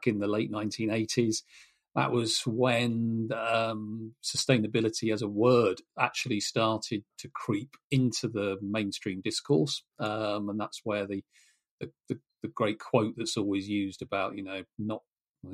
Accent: Norfolk, East of England, United Kingdom; as a kid growing up in Norfolk

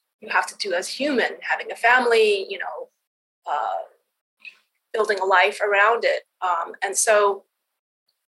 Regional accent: Canada; moved away as an adult; also born or lived in East Coast, United States; now in West Coast, United States; growing up, I grew up in Canada

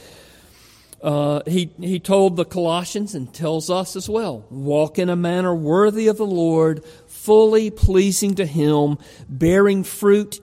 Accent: Georgia, United States; accent: Georgia; moved away; I'm from Georgia. Houston, with a great, beautiful Georgia accent

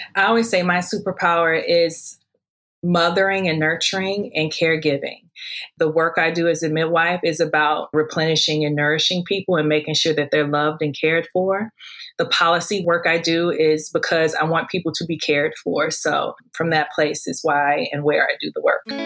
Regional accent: St. Louis, Missouri, United States; moved away as an adult; now in Hawaii, United States; growing up in St. Louis, I always pursued becoming a doctor

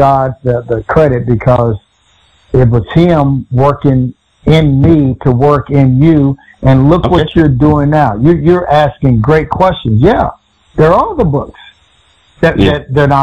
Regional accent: Texas, United States; I was from Texas

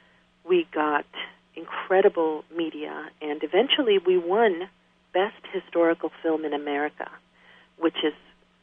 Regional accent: New York City, New York, United States; also born or lived in Ecuador; I grew up in New York City as a young girl. I arrived from Ecuador, my native country, when I was 7

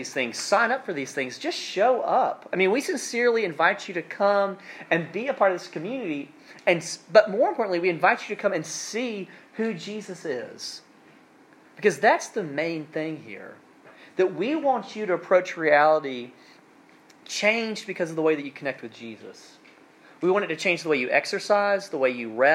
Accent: South Alabama, United States; now in North Carolina, United States; I'm from South Alabama, and we do things a little bit differently down there. And growing up, my family had like honeyland, farmland

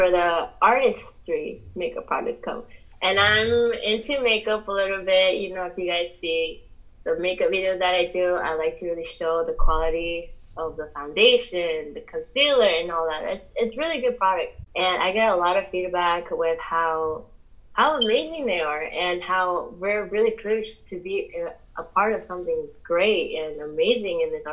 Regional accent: Pennsylvania, United States; also born or lived in New Jersey; I'm from Pennsylvania

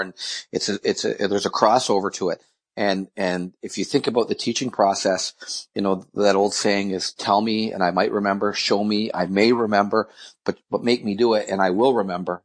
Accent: a small town north of Toronto, Ontario, Canada; my hometown, in uh, a small town north of Toronto, um, I, I, was born in Toronto, and then we 1977. I think I was in grade seven. We moved north to this little small town.

